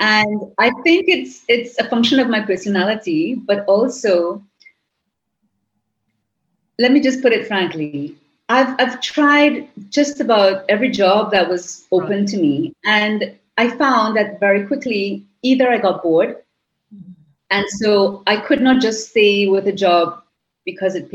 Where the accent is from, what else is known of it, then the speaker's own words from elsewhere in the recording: Trinidad & Tobago; first language English; At the University of the West Indies in St. Augustine, while I had not left my country